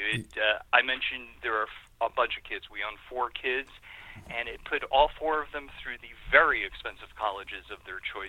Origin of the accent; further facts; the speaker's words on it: Northeast, United States; somebody like me, born and raised in the Northeast, who doesn't believe in please and thank yous because, you know, we're tough in the Northeast.